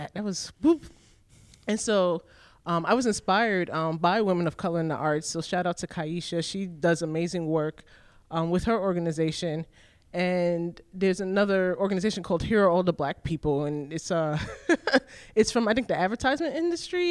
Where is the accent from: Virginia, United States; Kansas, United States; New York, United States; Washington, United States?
New York, United States; New York City; I was born and raised in New York City.